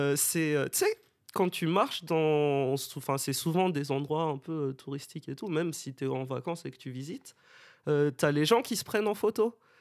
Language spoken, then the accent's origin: French; Madagascar; moved away as an adult; now in Bordeaux, France; je viens de Madagascar, j'habite à Bordeaux depuis 7 ans maintenant